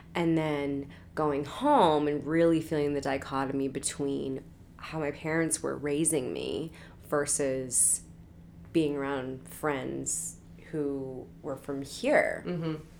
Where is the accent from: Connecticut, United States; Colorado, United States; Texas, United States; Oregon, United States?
Oregon, United States; Portland; now in Los Angeles, United States; I'm from Portland, Oregon